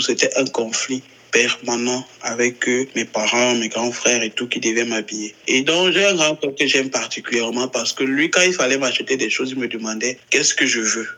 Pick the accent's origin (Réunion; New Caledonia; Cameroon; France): Cameroon; je suis euh, un trans homme camerounais, je vis au Cameroun.